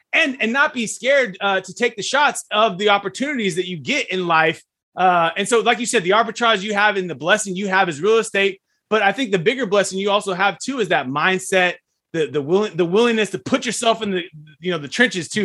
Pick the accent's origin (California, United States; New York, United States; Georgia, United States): California, United States; Fresno; I'm from Fresno